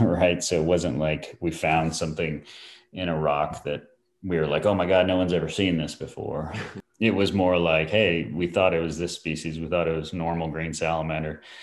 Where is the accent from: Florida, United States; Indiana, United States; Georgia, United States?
Florida, United States; moved away as an adult; also born or lived in New Mexico; now in Asheville, United States; when I was a kid, moved to Florida and, and spent a lot of time there